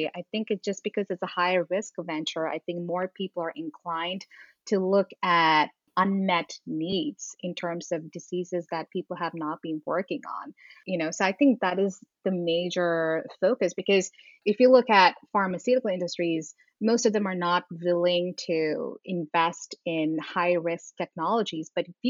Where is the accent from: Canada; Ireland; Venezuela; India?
India; moved away as an adult; also born or lived in Middle East / New York City; So I was born in the Middle East. I grew up there for 10 years and then moved to India and grew up there for another 10 years. And then I moved here moved to New York City in 2009 and lived there for 11 years.